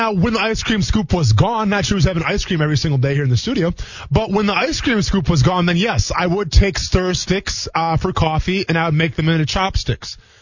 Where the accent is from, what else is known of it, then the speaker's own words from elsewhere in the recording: Wisconsin, United States; growing up in Wisconsin